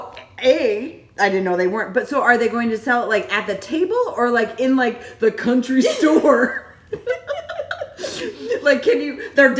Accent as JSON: {"language": "English", "area": "Chicago suburbs", "region": "Illinois", "country": "United States", "said": "I'm from Chicago, a suburbs."}